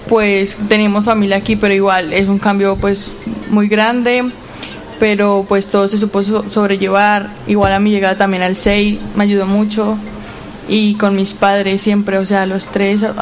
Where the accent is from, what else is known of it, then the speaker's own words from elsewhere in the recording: Colombia; Eh, bueno, soy de Colombia.